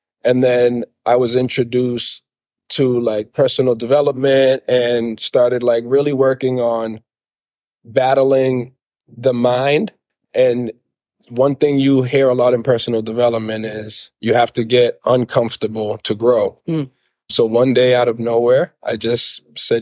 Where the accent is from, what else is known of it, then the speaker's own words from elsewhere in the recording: Lynn, Massachusetts, United States; my father was a chef at a restaurant called the JT Shamit growing up in Lynn